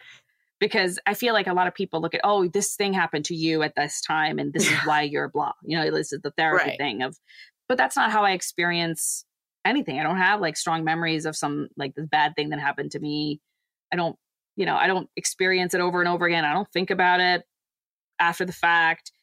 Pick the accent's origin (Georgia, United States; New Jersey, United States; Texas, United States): Texas, United States; I say I'm from Texas